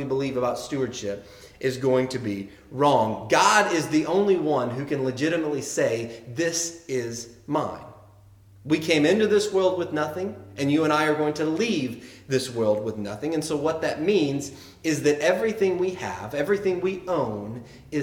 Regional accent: the South, United States; accent: Southern; I grew up in the South

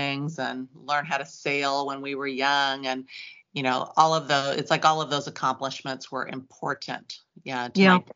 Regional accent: Santa Cruz, California, United States; I grew up in California and I was in the Santa Cruz area and in the 60s

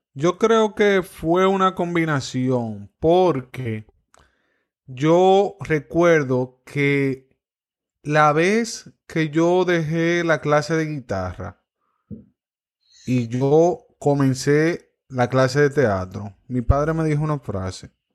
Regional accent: Cotuí, Sánchez Ramírez, Dominican Republic; mi pueblo, Cotuí

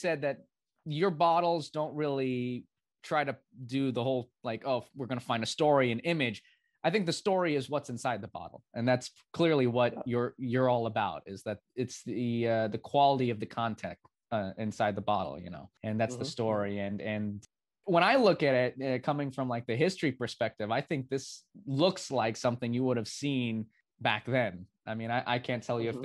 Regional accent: New York City, New York, United States; I live in Queens and I'm from Queens here

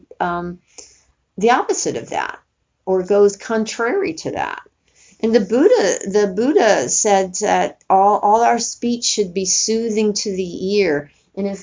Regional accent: Northeast, United States; moved away; where I grew up in East Coast and, you know, the Northeast

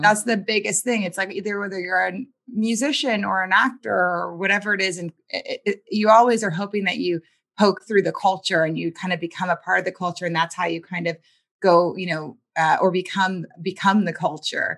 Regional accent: New Orleans, Louisiana, United States; I was born in New Orleans, Louisiana

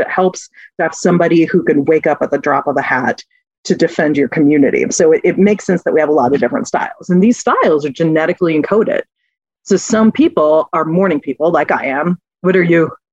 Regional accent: Texas, United States; now in Minnesota, United States; I'm originally from Texas

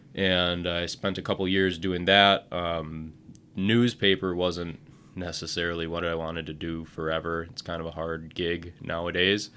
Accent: Portage, Wisconsin, United States; also born or lived in Madison, Wisconsin / Hot Springs, South Dakota; now in Wisconsin Rapids, United States; I grew up in Portage

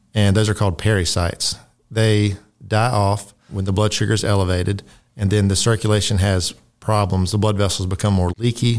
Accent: Tifton, Georgia, United States; moved away as an adult; also born or lived in West Virginia / South Dakota; I grew up here in Tifton

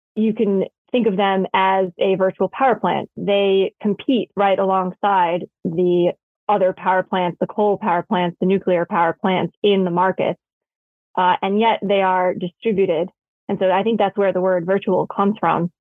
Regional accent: New York City, New York, United States; I grew up in New York City

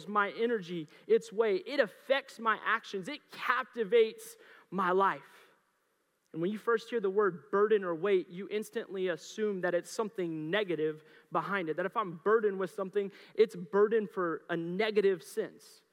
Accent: Mustang, Oklahoma, United States; now in Colorado, United States; I grew up in Oklahoma. I grew up in Mustang

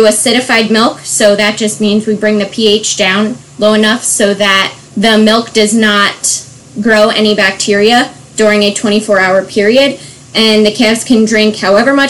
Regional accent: Bucks County, Pennsylvania, United States; also born or lived in Virginia / Lancaster County, Pennsylvania; I grew up in Bucks County, Pennsylvania

